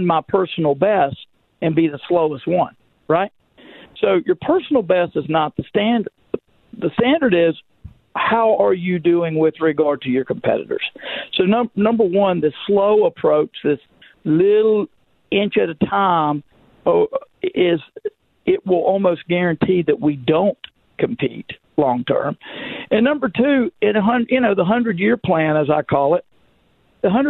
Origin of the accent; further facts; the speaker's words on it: Magnolia, Arkansas, United States; growing up in Magnolia or Camden, Magnolia for me, Camden like my wife